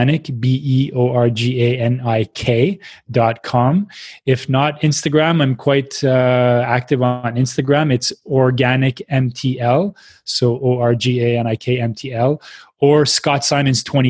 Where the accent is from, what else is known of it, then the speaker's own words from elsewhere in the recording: Quebec City, Quebec, Canada; moved away; also born or lived in Montreal; I come from Quebec City, which is pretty much 99% white.